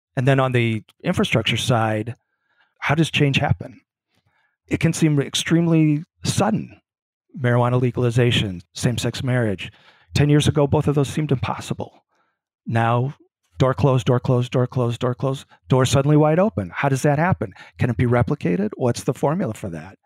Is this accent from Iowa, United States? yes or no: yes; Grinnell, Iowa, United States; moved away as an adult; also born or lived in St. Paul, Minnesota; now in Chicago, United States; I grew up in Grinnell, Iowa.